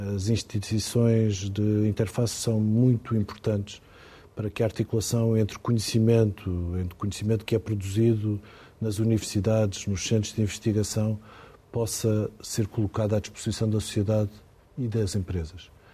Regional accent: Ponte de Sor, Alentejo, Portugal; Fui onde nasci, dentro de uma fábrica de cortiça

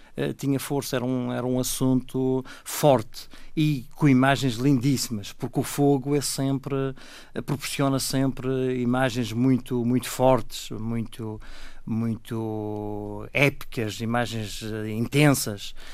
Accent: Machico, Madeira, Portugal; Os meus pais são de Mexico e eu a minha juventude passei toda em, em Mexico

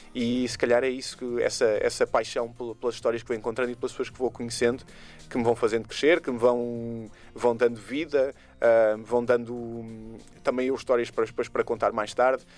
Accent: Portugal; na minha infância, quando vivia em Portugal

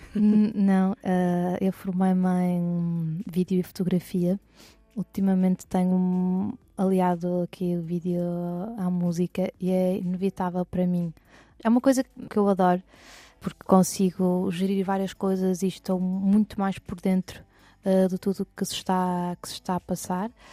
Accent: Porto, Norte, Portugal; also born or lived in Lisbon; eu sou do Porto

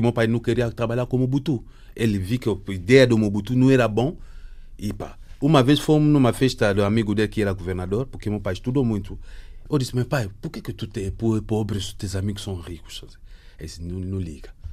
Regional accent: DR Congo; moved away as an adult; eu saí do Congo porque era o secretário-geral no ONG

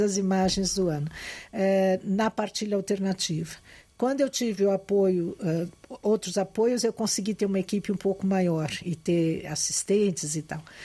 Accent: Brazil; moved away as an adult; also born or lived in Lisbon, Portugal; como brasileira recém-chegada

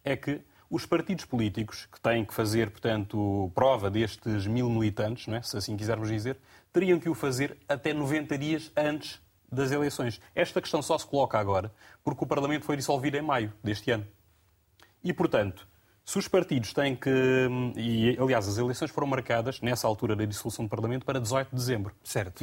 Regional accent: Guinea-Bissau; enquanto guineense

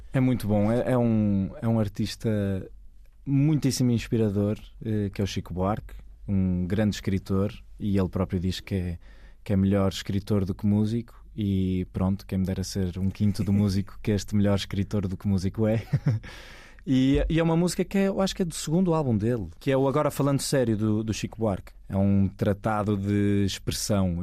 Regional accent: Maia, Norte, Portugal; moved away as an adult; also born or lived in Porto; now in Lisbon, Portugal; nasci no Porto, nasci na, vivi na Maia quase metade da minha vida

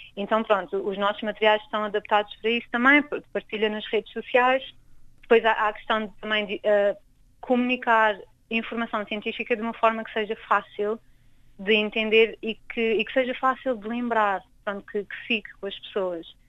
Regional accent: Angola; sou angolana

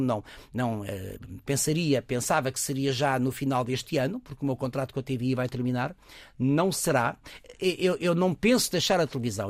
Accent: Lisbon, Portugal; also born or lived in Coimbra; eu sou lisboeta, mas quando a minha mãe se separa do meu pai, tinha 3, 4 anos

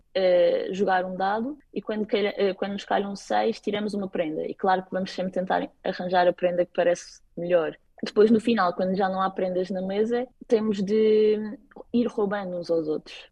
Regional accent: Madeira, Portugal; moved away as an adult; now in Copenhagen, Denmark; Quando digo que sou da Madeira

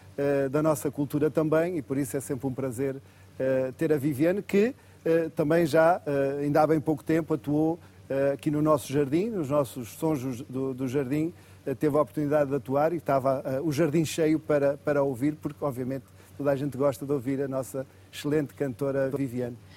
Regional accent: Viana do Castelo, Norte, Portugal; moved away as an adult; also born or lived in Porto; now in Vila Real de Santo António, Portugal; eu sou de Viana do Castelo, naturalmente fui para a faculdade que ficava mais perto de casa

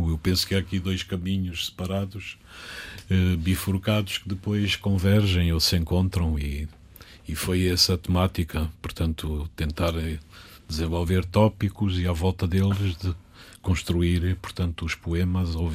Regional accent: Catabola, Bié, Angola; born there; Na terra onde nasci, em Catabola.

